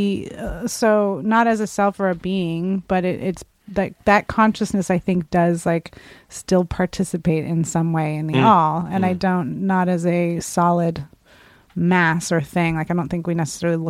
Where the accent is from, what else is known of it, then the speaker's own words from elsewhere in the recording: San Francisco, California, United States; moved away; Some kids I grew up with in San Francisco